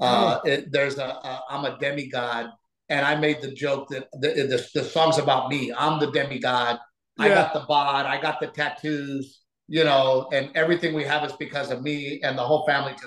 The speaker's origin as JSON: {"language": "English", "country": "United States", "also_born_or_lived": "Mexico (ancestry)", "said": "I am an American first with Mexican-American roots"}